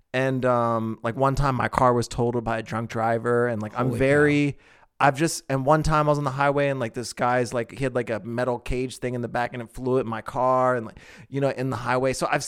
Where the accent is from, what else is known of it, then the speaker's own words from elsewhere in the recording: East Coast, United States; Because imagine, I came from the East Coast.